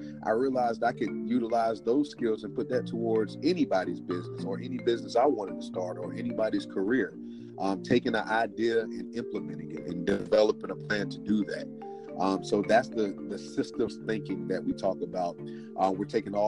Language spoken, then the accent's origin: English; Durham, North Carolina, United States; moved away as an adult; now in Newport News, United States; born and raised in Durham, North Carolina. I've been up in Virginia, Newport News, Virginia, since 2011